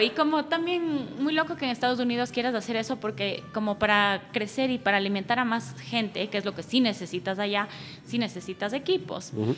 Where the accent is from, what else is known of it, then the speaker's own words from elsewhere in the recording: Ecuador; moved away as an adult; una vez que me regresé a Ecuador, que fue por ahí del 2013